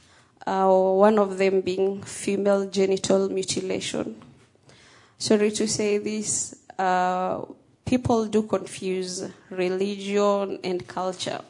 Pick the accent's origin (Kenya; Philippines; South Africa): Kenya; I was born and raised in Kenya